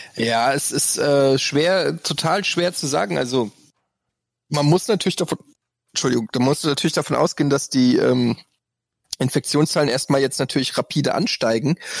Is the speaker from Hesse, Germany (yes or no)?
yes; Frankfurt, Hesse, Germany; bei uns in Frankfurt gab es den Holzhausen-Park, da habe ich in der Nähe gewohnt